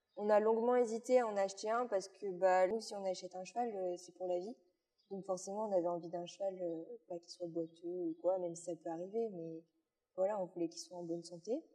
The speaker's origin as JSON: {"language": "French", "area": "Luxembourg Province", "region": "Wallonia", "country": "Belgium", "also_born_or_lived": "Liège, Belgium", "said": "je viens de Belgique. Oui. En plus, euh, vers la province du Luxembourg, donc vraiment en bas de la Belgique"}